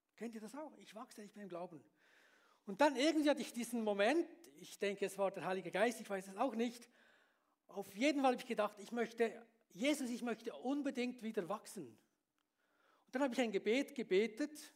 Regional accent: Bern, Switzerland; moved away as an adult; also born or lived in Beatenberg; now in Graubünden, Switzerland; ich bin ja in, in Stadt Bern aufgewachsen

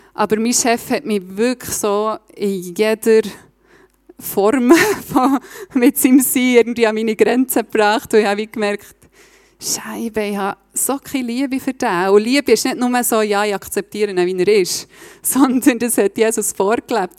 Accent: Reichenbach im Kandertal, Bern, Switzerland; moved away as an adult; also born or lived in Berlin; now in Steffisburg, Switzerland; ich bin von, ursprünglich von Reichenbach. Ich hoffe, ihr versteht meinen Dialekt.

